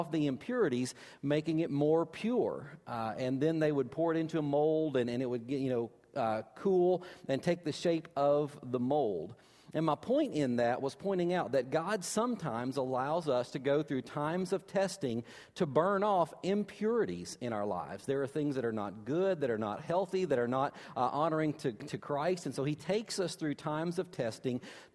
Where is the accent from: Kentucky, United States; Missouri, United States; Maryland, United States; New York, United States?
Kentucky, United States; I'm from Kentucky